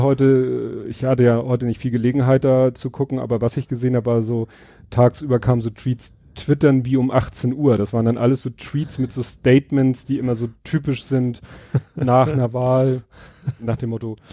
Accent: Hamburg, Germany; Als Hamburger

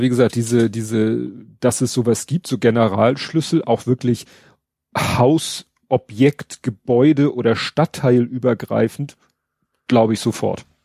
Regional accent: Steilshoop, Hamburg, Germany; ich bin ja in Stalzhoop aufgewachsen. Das ist ja auch eine Riesenhochhaussiedlung.

